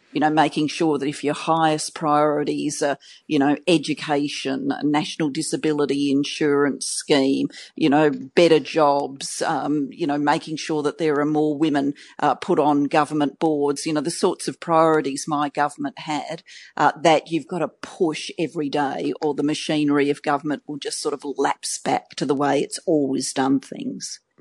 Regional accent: Australia; accent: Australian; my Australian accent

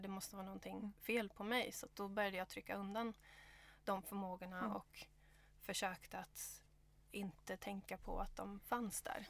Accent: Stockholm, Stockholm County, Sweden; moved away as an adult; also born or lived in Gothenburg; now in Australia; så jag är född i Göteborg och eh, född, eh, upp i, växte upp i Stockholm

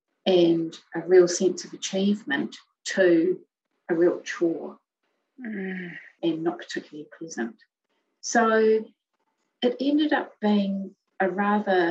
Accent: Melbourne, Victoria, Australia; moved away as an adult; also born or lived in Hamilton, New Zealand; now in New Zealand; we originally started out in New Zealand in a city called Hamilton. And then we moved across to Melbourne.

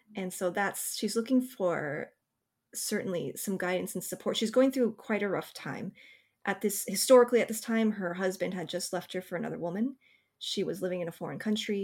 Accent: Bay Area, California, United States; When I was a teenager growing up in the Bay Area

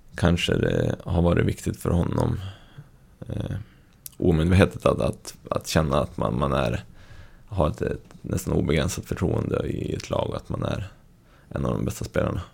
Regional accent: Skellefteå, Västerbotten County, Sweden; now in Östersund, Sweden; uppvuxen i Skellefteå

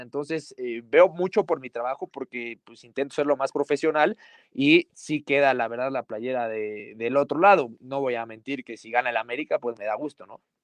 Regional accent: Puebla, Mexico; Yo nací en Puebla, mi familia, mi papá se fue a vivir a, Puebla y, a mí ya me tocó nacer allá, yo soy pipope

